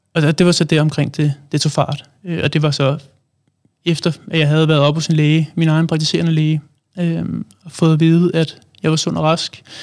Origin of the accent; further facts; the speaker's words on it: Allerød, Capital Region of Denmark, Denmark; now in Hvidovre, Denmark; jeg er oprindelig fra Allerød. Bor nu i Hvidovre